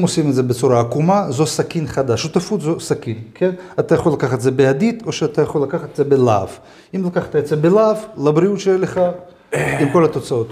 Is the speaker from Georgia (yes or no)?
yes; Georgia; אני לא נולדתי בהולנד, אני נולדתי בגיאורגיה.